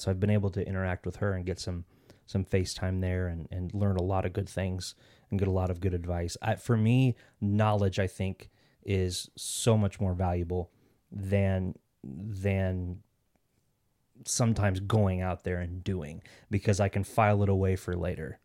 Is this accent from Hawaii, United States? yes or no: no; Kansas City, Kansas, United States; moved away as an adult; now in Arizona, United States; I actually grew up in Kansas City, Kansas City, Kansas, um, 'cause there's two Kansas cities